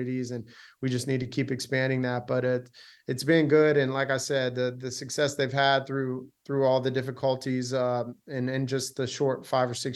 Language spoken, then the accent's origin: English; United States; being an American